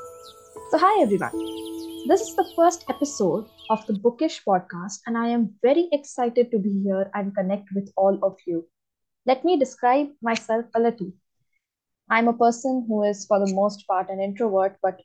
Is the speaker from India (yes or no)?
yes; India; I'm from India, and I am an English literature student